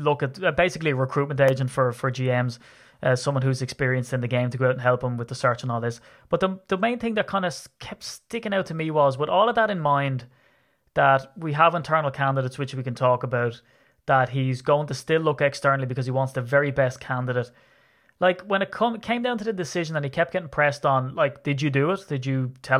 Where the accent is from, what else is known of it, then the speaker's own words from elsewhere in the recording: Ireland; I'm Irish